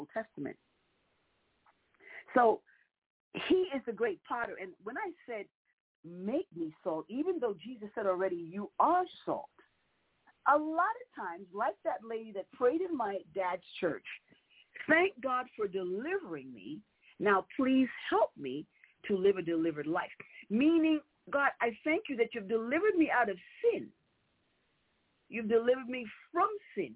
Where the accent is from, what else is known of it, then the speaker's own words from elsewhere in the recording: New York City, New York, United States; I was a little girl growing up in New York, and in New York City specifically